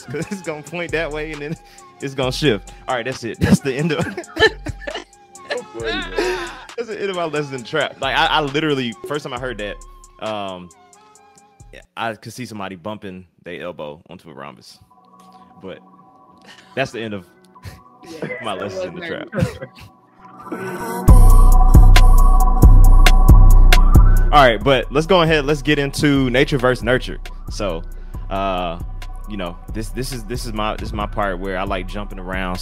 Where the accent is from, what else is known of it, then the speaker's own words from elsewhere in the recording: the South, United States; being from the South